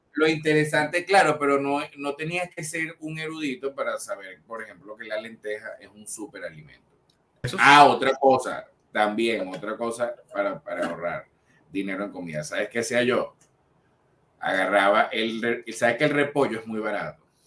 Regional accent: Venezuela; nosotros somos los únicos venezolanos que aparecemos en la parrilla de Getter Live

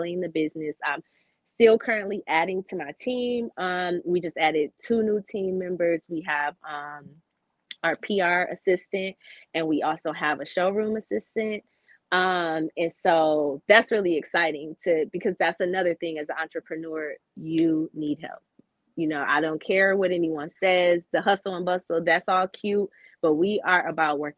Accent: Michigan, United States; I'm from Michigan

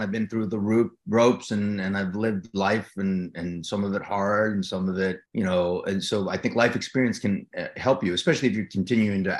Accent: New Jersey, United States; moved away as an adult; when we're from Jersey

